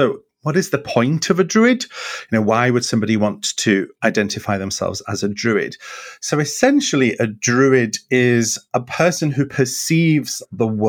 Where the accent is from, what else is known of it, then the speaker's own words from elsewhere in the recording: Wales, United Kingdom; I'm a Welsh person that lives in a Celtic